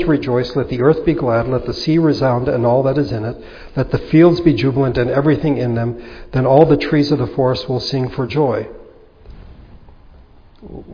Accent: United States; us as American Christians

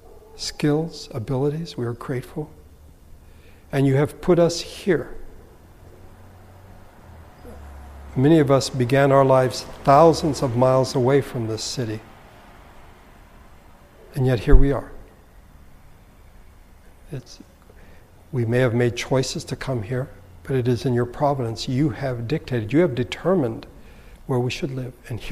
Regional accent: United States; we are Americans

